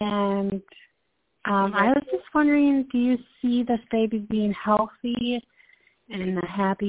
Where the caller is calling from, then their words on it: Minnesota, United States; I'm calling from Minnesota